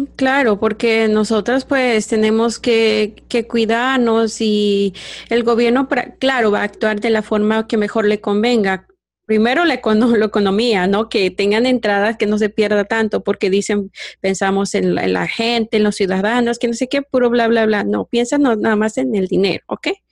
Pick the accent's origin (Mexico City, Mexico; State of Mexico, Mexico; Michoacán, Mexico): Michoacán, Mexico; yo soy de Michoacán, ¿verdad? Michoacán, México